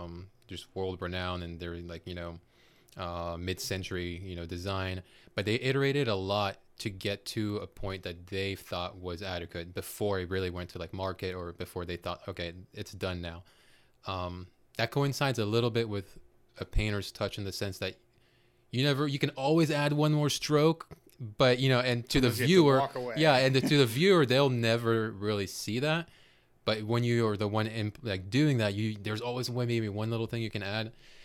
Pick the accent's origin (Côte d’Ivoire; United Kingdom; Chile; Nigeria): Côte d’Ivoire; born there; Myself, I was born in West Africa in Cote d'Ivoire, which in English would be Ivory Coast. Growing up, I traveled, or not just traveled, but really lived in six different countries. Seventh would be the States.